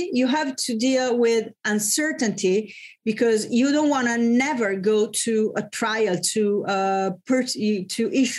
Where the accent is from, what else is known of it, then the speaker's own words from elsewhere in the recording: Bologna, Emilia-Romagna, Italy; my hometown in Bologna